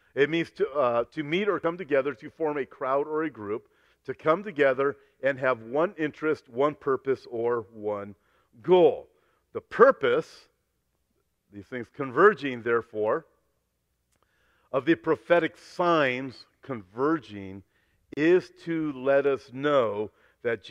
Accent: Los Angeles, California, United States; I was born in Los Angeles. I've never lived outside of Southern California

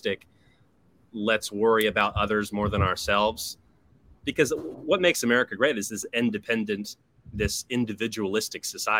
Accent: United States; also born or lived in New York City; I'm an American who grew up with central air

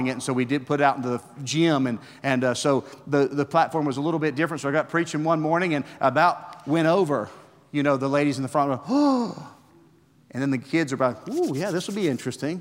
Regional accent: West Virginia, United States; now in Gray, United States; I'm a redneck from West Virginia

